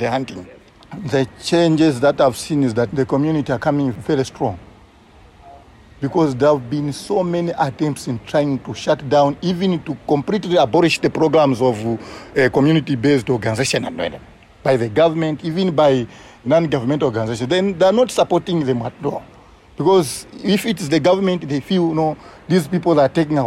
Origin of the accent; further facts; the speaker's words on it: South Luangwa National Park, Eastern Province, Zambia; I'm from Zambia in South Luangwa National Park